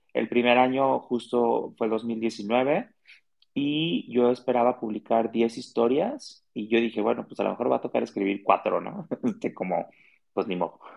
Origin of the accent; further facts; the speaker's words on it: Guadalajara, Jalisco, Mexico; Soy de Guadalajara, soy tapatío y amo mi ciudad.